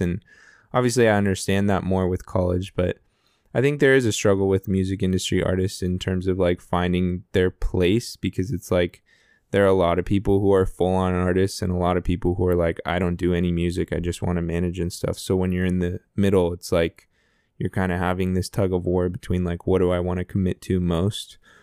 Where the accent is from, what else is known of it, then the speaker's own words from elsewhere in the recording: Denver, Colorado, United States; I loved growing up in Denver.